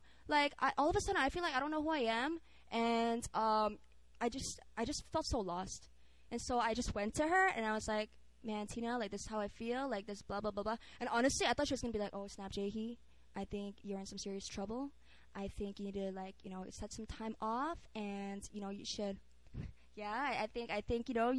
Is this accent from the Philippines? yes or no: yes; Philippines; now in South Korea; I grew up in the Philippines